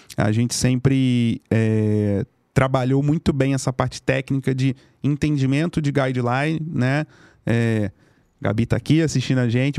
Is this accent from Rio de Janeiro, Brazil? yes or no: yes; Rio de Janeiro, Brazil; moved away as an adult; now in São Paulo, Brazil; lá no Rio, sou carioca